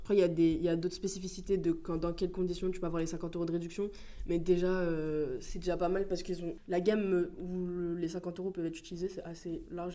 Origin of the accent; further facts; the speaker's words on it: Paris, Île-de-France, France; now in Grenoble, France; je viens de Paris